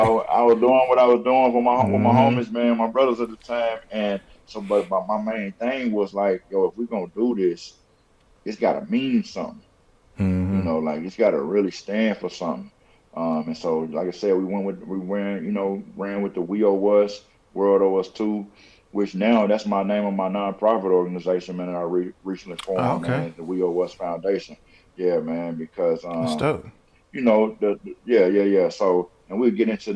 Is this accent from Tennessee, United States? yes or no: yes; Nashville, Tennessee, United States; I'm from Nashville.